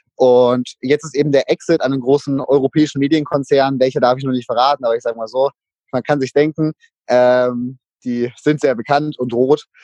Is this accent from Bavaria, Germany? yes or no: yes; Würzburg, Bavaria, Germany; ich komme aus Würzburg